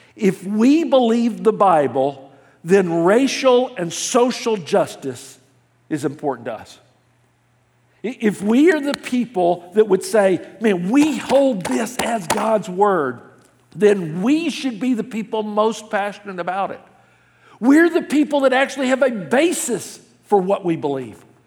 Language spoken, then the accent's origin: English; Memphis, Tennessee, United States; now in California, United States; I grew up in the South. The city I grew up in, Memphis, Tennessee